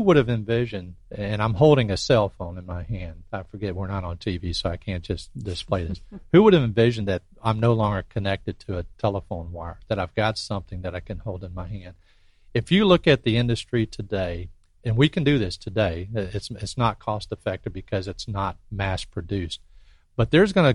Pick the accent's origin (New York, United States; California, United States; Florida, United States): Florida, United States; Pensacola; moved away as an adult; I grew up here in Pensacola, so my heart's here.